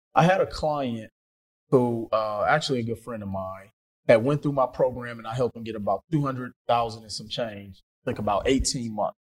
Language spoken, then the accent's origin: English; Milwaukee, Wisconsin, United States; I'm from Milwaukee, Wisconsin